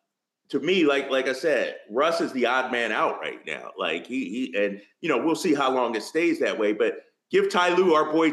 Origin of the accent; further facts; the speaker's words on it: Philadelphia, Pennsylvania, United States; you know I'm a Philly guy. I'm from Philly.